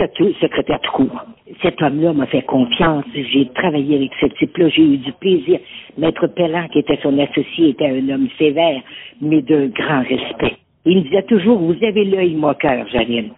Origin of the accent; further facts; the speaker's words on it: L'Islet, Quebec, Canada; je suis née à Lille